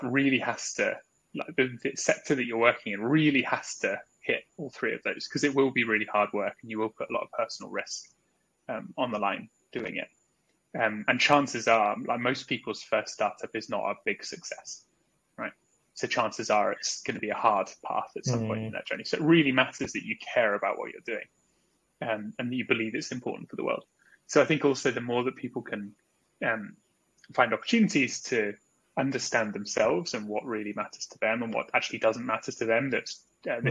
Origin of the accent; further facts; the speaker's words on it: United Kingdom; moved away as an adult; also born or lived in Australia; now in Singapore; I grew up in England, in a sort of suburban town just outside London